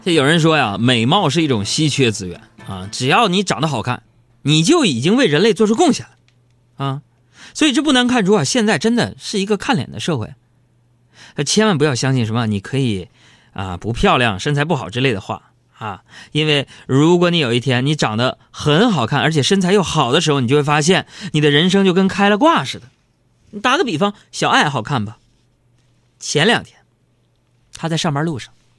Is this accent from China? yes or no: yes; Northeast China, China; accent: Northeastern; 我们东北话是瓢